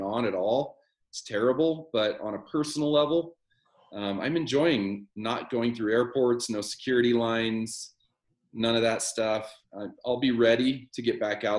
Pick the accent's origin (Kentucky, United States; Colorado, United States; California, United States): Colorado, United States; Littleton; moved away as an adult; also born or lived in Salida, Colorado / Seattle, Washington; now in Monroe, United States; We grew up in Littleton, Colorado. And then when I was a teenager, young teenager, my family moved to Salida